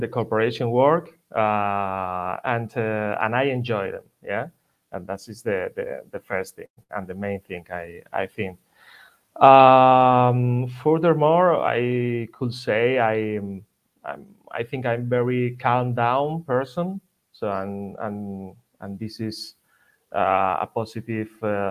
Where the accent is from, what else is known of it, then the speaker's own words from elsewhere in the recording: Madrid, Community of Madrid, Spain; English is a second language; also born or lived in Ibiza / Germany; my family are from Ibiza. I'm from Madrid. I'm original from Madrid.